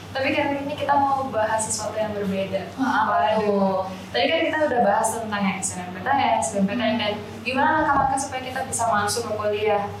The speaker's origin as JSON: {"language": "Indonesian", "region": "Bali", "country": "Indonesia", "tie": "born or raised there", "moved": "as an adult", "said": "aku SMA pokoknya dari dari kecil udah di Bali"}